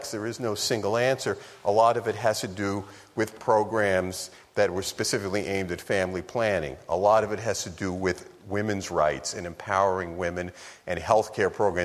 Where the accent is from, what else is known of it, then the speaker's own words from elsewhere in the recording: New York City, New York, United States; when I was a kid growing up in New York City